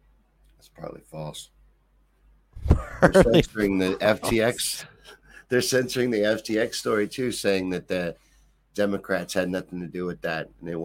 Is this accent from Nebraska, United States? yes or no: no; Kentucky, United States; I'm from Kentucky.